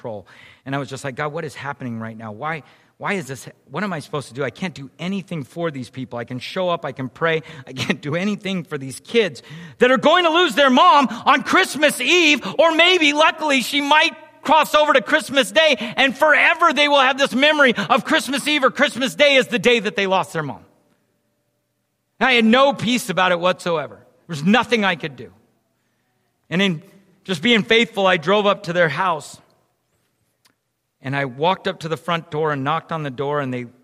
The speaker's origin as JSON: {"language": "English", "town": "San Jose", "region": "California", "country": "United States", "tie": "born or raised there", "said": "I grew up in San Jose"}